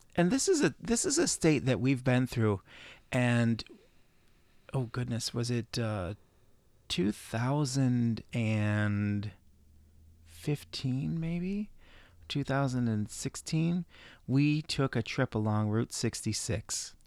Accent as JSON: {"language": "English", "region": "Midwest", "country": "United States"}